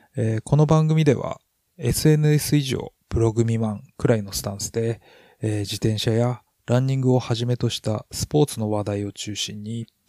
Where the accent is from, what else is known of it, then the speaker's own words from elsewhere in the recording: Hokkaido, Japan; 私も北海道人なんで